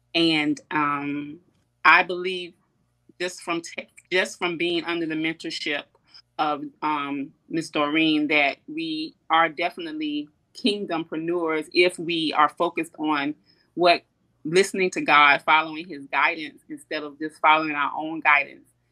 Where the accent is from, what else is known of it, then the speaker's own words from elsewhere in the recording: Columbia, South Carolina, United States; I'm born and raised in Columbia, South Carolina.